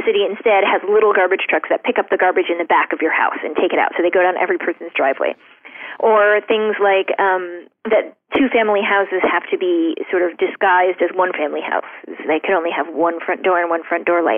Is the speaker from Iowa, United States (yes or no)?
no; Shaker Heights, Ohio, United States; moved away; When I was growing up in Shaker Heights